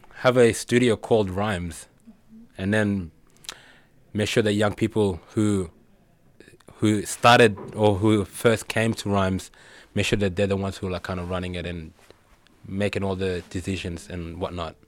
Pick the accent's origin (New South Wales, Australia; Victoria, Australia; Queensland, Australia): Victoria, Australia; Fitzroy; coming from a background or growing up in Fitzroy